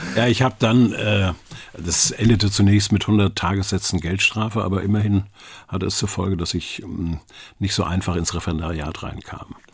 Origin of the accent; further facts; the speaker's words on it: Schwarzenbek, Schleswig-Holstein, Germany; also born or lived in Geesthacht / Hamburg; ich bin dann in Schwarzenberg zur Schule gegangen und von dort aus dann als Fahrschüler äh, zum Gymnasium in Geestacht.